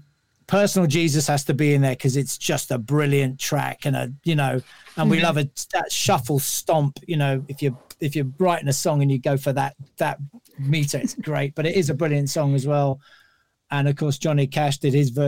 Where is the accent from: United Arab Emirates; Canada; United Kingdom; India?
United Kingdom; London; being a Londoner